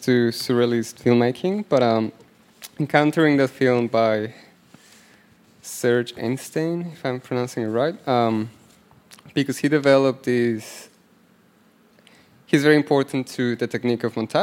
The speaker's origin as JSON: {"language": "English", "country": "Mexico", "said": "I'm from Mexico."}